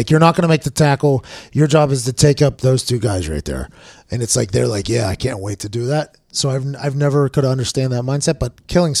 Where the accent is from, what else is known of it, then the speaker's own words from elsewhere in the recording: Ireland; I'm Irish, so I burn.